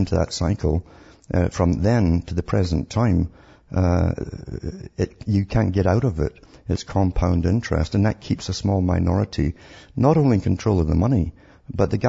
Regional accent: Scotland, United Kingdom; I grew up in Scotland

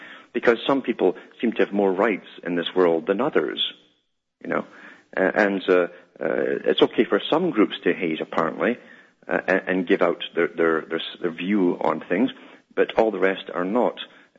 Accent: Scotland, United Kingdom

